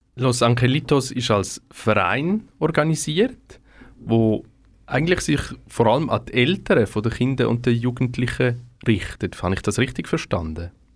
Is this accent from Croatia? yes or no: no; Switzerland; Bei uns in der Schweiz